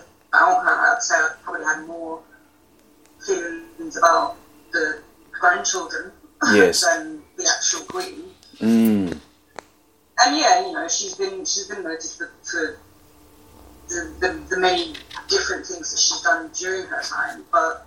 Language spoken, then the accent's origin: English; United Kingdom; as a British citizen